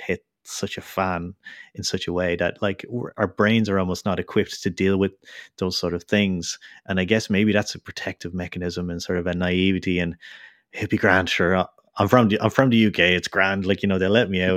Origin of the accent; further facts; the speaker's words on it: Ireland; I'm from Ireland